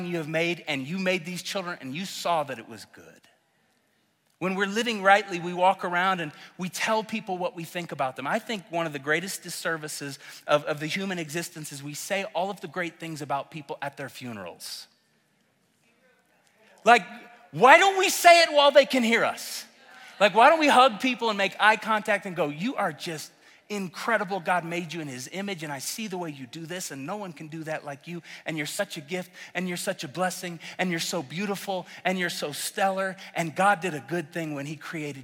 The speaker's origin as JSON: {"language": "English", "region": "Oklahoma", "country": "United States", "moved": "as an adult", "lives_now": "Colorado, United States", "said": "I'm from Oklahoma. I love Oklahoma"}